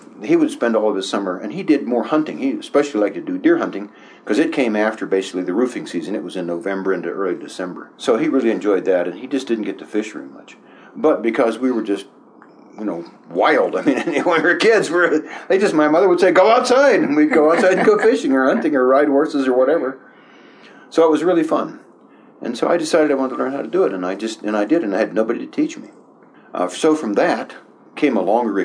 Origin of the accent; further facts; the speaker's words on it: Oil City, Pennsylvania, United States; I was born and raised in Western Pennsylvania